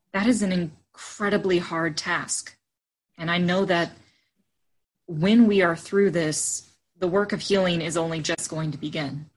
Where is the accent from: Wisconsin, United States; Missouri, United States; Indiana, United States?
Indiana, United States; Frankfort; I grew up originally in Frankfort, Indiana, and attended St. Matthew United Methodist